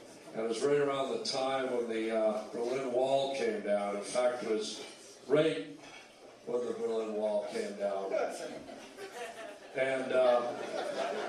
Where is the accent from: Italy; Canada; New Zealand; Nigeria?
Canada; Toronto, Ontario; moved away as an adult; now in United States; I'm a Canadian boy. I lived in Toronto. I grew up in Toronto